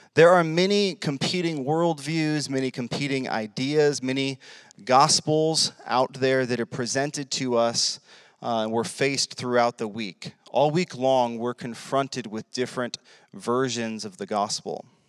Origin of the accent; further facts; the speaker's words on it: United States; I'm an American. This is America